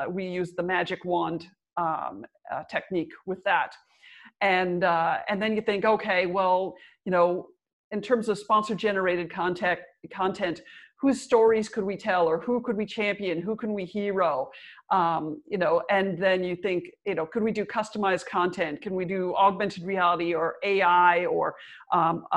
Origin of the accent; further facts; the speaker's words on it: Minnesota, United States; I'm from Minnesota, which is the original, like the ice hockey capital of America